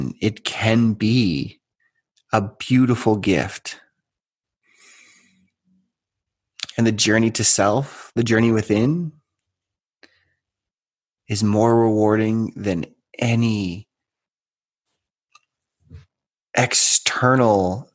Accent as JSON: {"language": "English", "country": "Canada", "said": "I am from Canada"}